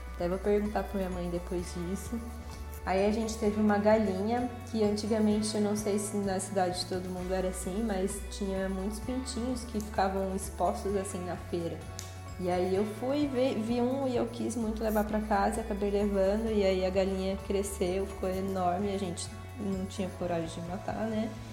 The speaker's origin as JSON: {"language": "Portuguese", "town": "São José dos Campos", "region": "São Paulo", "country": "Brazil", "tie": "born or raised there", "said": "eu sou de São José dos Campos, nascida e criada aqui no estado de São Paulo"}